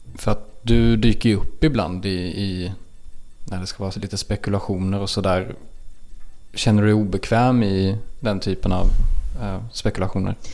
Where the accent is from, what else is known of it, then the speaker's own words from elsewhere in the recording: Småland, Sweden; accent: småländska; jag har en småländska som blir så grötig